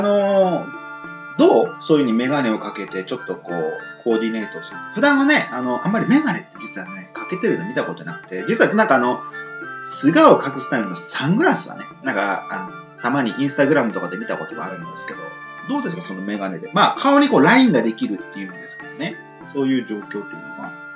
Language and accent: Japanese; Miyazaki, Japan; 僕の、あのー、出身地はね、宮崎なんですが